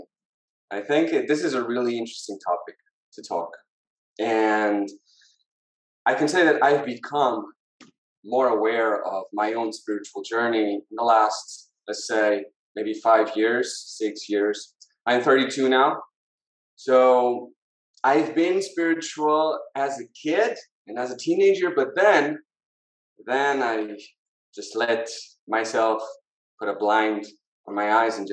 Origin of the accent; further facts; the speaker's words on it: Lisbon, Portugal; I was born in Portugal. I was born in Lisbon. Yeah. Lived all my life here